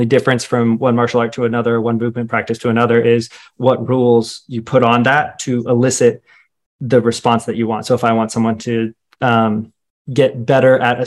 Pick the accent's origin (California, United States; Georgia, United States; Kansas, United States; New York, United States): Georgia, United States; Roswell; I grew up in Roswell, so about 30, 45 minutes north of Atlanta